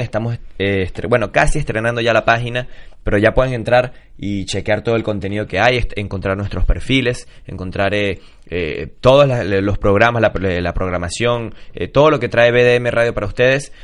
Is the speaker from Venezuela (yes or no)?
yes; Venezuela; somos venezolanos